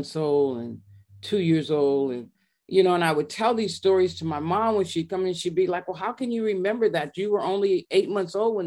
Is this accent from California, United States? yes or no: yes; Monrovia, California, United States; also born or lived in Long Beach, California; I was raised in Monrovia, which is a little town